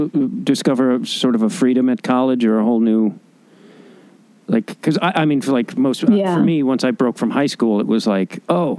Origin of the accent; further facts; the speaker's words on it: Chicago, Illinois, United States; moved away; I'm originally from Chicago.